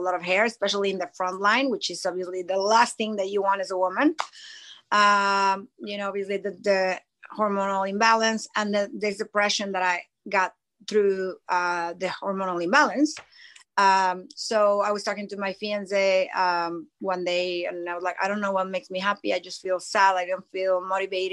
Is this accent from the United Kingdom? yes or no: no; Mexico City, Mexico; moved away as an adult; now in United States; I lived in Mexico my most of my life, until 16, 17 years ago. And then when I moved to the States